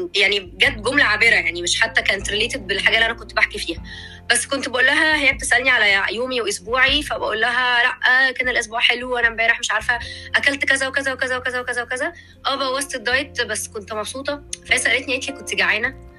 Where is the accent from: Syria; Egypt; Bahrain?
Egypt; عندنا في مصر